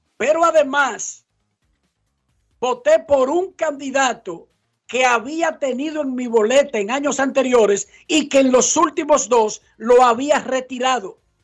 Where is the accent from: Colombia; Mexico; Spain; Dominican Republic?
Dominican Republic; Santo Domingo Oeste, Distrito Nacional; yo me crié en Buenos Aires Herrera